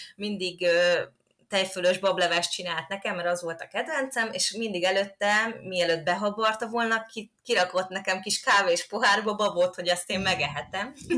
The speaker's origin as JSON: {"language": "Hungarian", "town": "Kapuvár", "region": "Győr-Moson-Sopron", "country": "Hungary", "tie": "born or raised there", "said": "én Kapuváron nőttem föl"}